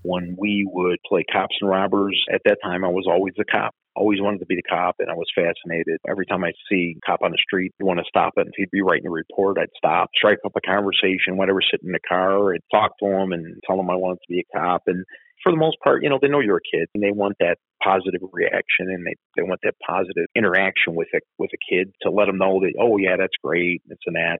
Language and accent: English; Chicago, Illinois, United States; when I grew up in Bridgeport, you get in fights with kids